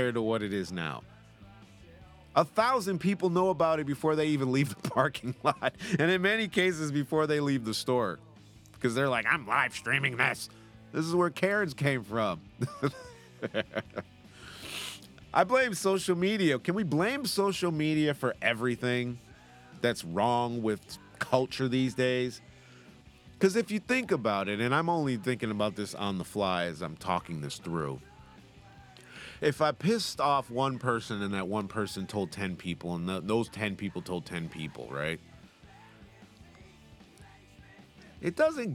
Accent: United States; accent: American; now in United Kingdom; I'm American

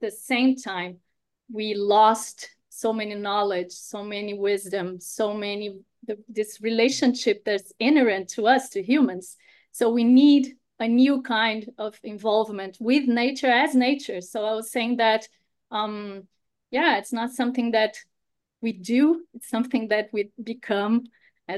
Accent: Brazil; I'm from Brazil

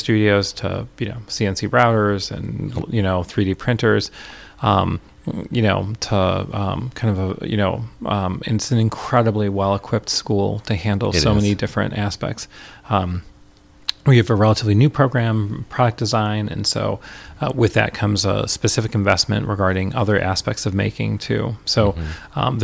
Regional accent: Rochester, New York, United States; moved away as an adult; also born or lived in Richmond, Indiana / Washington, D.C.; now in Minneapolis, United States; I grew up in Rochester, New York

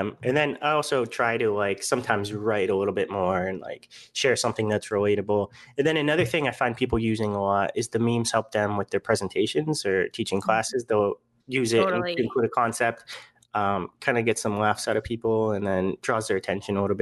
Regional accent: Pittsburgh, Pennsylvania, United States; moved away as an adult; also born or lived in Kent, Ohio / Florida; I'm from Pittsburgh, Pennsylvania, went to Kent, Ohio. And then because of the snow, moved to Florida for graduate school

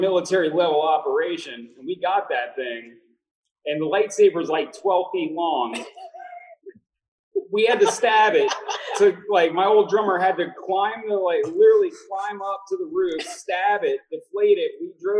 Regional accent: Mississippi, United States; now in Slidell, United States; We are from Mississippi. However, we're currently in Slidell, Louisiana.

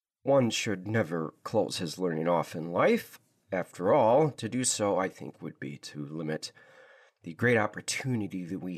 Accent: Michigan, United States; the only child growing up in Michigan, in the United States of America, back in the early 80s, sitting in an elementary classroom

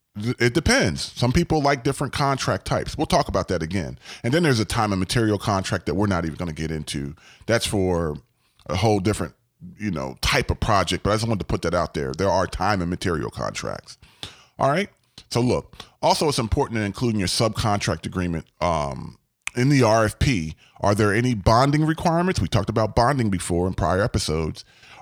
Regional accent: Gaithersburg, Maryland, United States; I grew up in Gaithersburg, Maryland, and there was a area known as Montgomery Village.

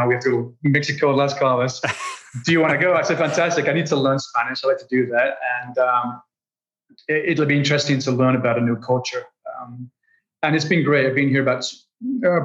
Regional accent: Sheffield, Yorkshire and the Humber, United Kingdom; moved away as an adult; also born or lived in London; I grew up in Sheffield, a very poor part of Sheffield, a very socially depressed area called Walkley

